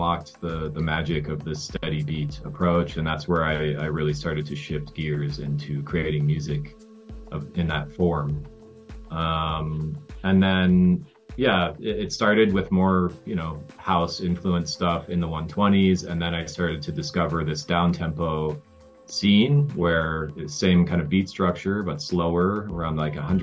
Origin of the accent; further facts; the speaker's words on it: Colorado, United States; now in Lake Atitlán, Guatemala; where I grew up in Colorado